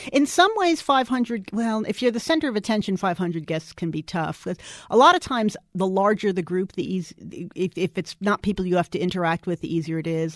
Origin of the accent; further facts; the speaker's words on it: New York City, New York, United States; now in Dallas, United States; I grew up in New York City.